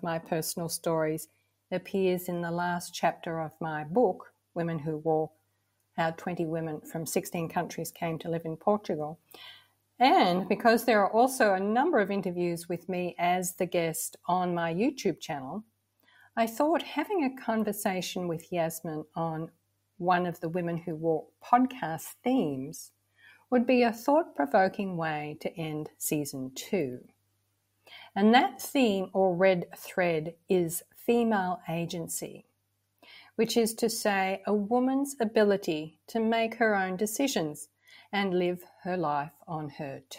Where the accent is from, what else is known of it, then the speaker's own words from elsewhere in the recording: Victoria, Australia; moved away; my Australian childhood was somewhat ideal. Lots of freedom to be outdoors, always a feeling of safety and security. We lived about 2 hours southeast of Melbourne, in a small town.